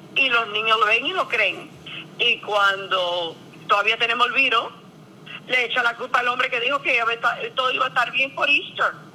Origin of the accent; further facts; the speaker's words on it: Cuba; now in Miami, United States; soy una cubana con Biden en Miami